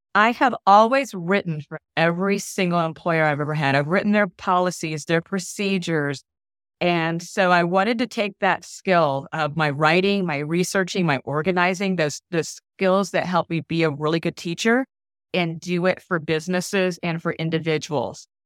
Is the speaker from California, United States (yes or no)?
no; Orlando, Florida, United States; I am from Orlando, Florida. My husband and I have been here for most of our lives because both of us are Air Force brats